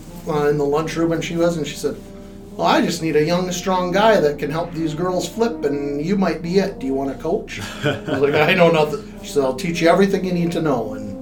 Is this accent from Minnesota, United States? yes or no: yes; Mankato, Minnesota, United States; also born or lived in Owatonna / St. Clair; I grew up in Mankato.